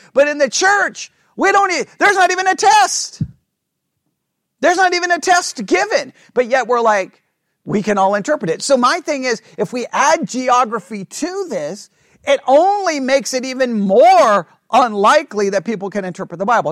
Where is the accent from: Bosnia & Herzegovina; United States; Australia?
United States; Texas; I'm being from Texas